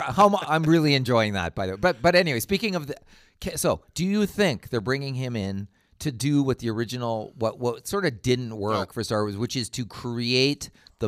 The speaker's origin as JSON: {"language": "English", "country": "Canada", "said": "And I'm Canadian, so yeah, yeah, okay. I go default. Default is Jean Chrétien accent every time you see."}